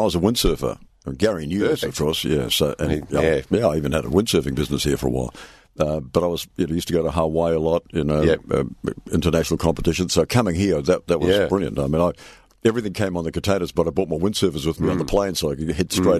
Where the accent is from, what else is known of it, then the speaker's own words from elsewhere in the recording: New Zealand; now in Perth, Australia; I'm a Kiwi. I was born in New Zealand.